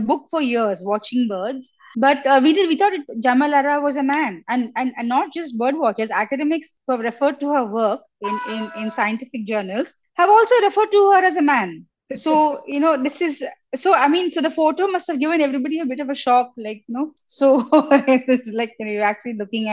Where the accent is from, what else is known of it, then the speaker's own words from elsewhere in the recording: Chennai, Tamil Nadu, India; I grew up in Chennai in the 80s and 90s